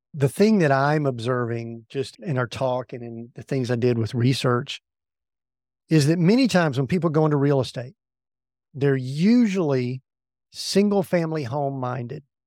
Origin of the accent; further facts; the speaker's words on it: the South, United States; We grew up in the South